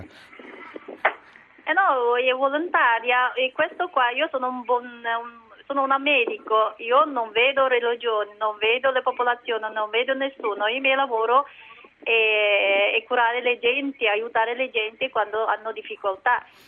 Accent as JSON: {"language": "Italian", "country": "China", "second_language": "Italian", "moved": "yes", "lives_now": "Milan, Italy", "said": "anche io non sono cinese, a nazionalità cinese, io sono eh, una minoranza"}